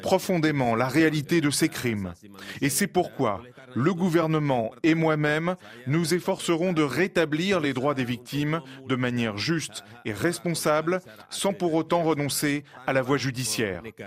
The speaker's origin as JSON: {"language": "French", "country": "Indonesia", "also_born_or_lived": "Moscow", "second_language": "French", "moved": "as an adult", "said": "J'ai quitté l'Indonésie pour aller étudier à Moscou."}